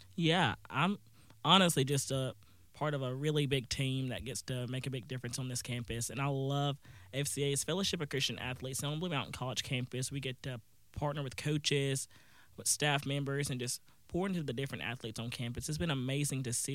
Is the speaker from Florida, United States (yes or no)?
no; Booneville, Mississippi, United States; I'm from Boonville, Mississippi, that's where Northeast Mississippi Community College is.